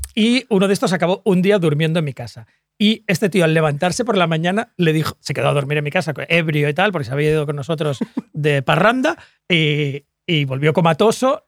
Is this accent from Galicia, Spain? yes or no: no; Sant Boi de Llobregat, Catalonia, Spain; porque yo soy de San Boy